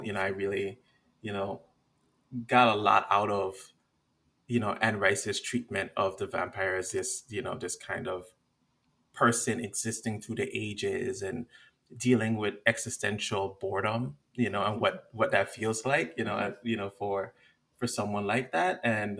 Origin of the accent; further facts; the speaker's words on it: U.S. Virgin Islands; I've also gotten into like some of the monsters and creatures from my Caribbean background. Like I grew up in the Virgin Islands, and there's a bunch of monsters within our folklore that are really fascinating.